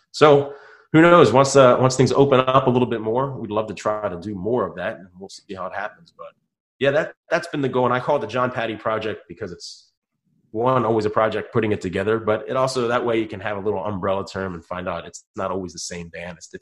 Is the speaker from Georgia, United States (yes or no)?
no; Baltimore, Maryland, United States; moved away as an adult; now in Florida, United States; my hometown in Baltimore